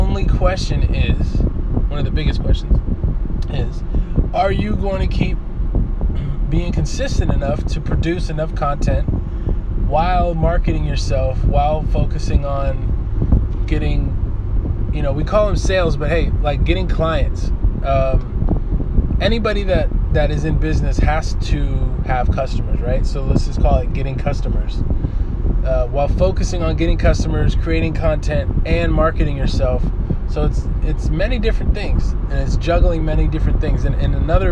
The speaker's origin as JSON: {"language": "English", "town": "Oakland", "region": "California", "country": "United States", "said": "I'm from East Oakland"}